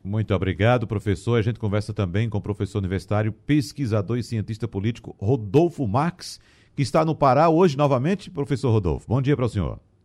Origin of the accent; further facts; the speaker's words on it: Arcoverde, Pernambuco, Brazil; Arco Verde, que é a minha terra no caso